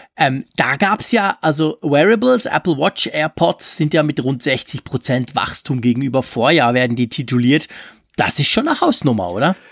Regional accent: Switzerland; bei uns in der Schweiz

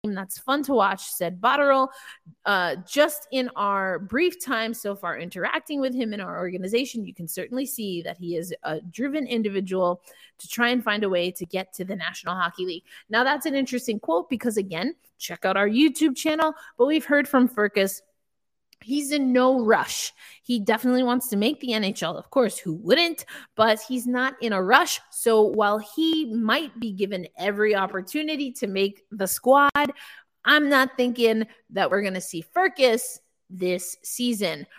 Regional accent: New York, United States; I'm from New York

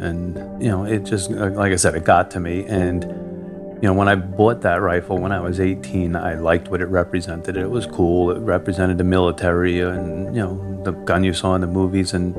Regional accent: Orange County, New York, United States; I'm from Orange County, New York

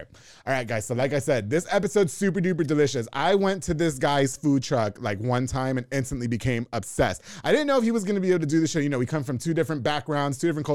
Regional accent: New York, United States; now in Waco, United States; I'm not from here. I'm from New York.

